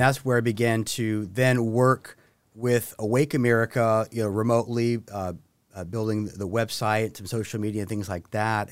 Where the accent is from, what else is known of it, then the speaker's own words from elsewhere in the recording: Santa Maria, California, United States; moved away as an adult; I actually was born and raised in Santa Maria